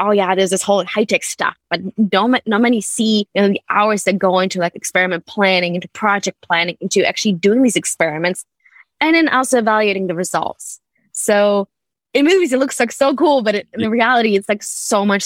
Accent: Germany; moved away; also born or lived in United Kingdom; I grew up in Germany

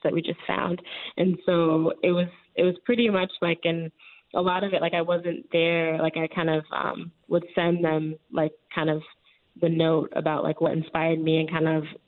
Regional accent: Chicago, Illinois, United States; Growing up in the neighborhood that I grew up in Chicago

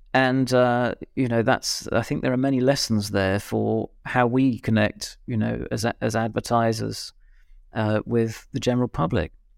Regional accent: Birmingham, West Midlands, United Kingdom; I'm from Birmingham

